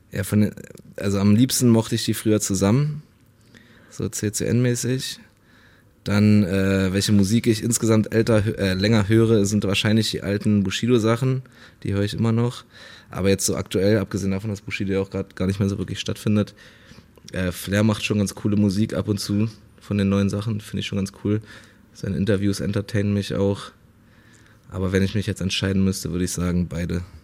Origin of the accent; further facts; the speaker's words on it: Berlin, Germany; ich bin halt in Berlin aufgewachsen, in, in Neukölln so äh, viele, viele Ausländer um mich herum.